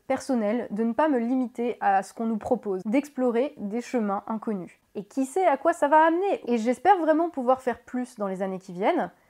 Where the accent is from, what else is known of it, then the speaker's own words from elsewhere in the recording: France; en tant que Français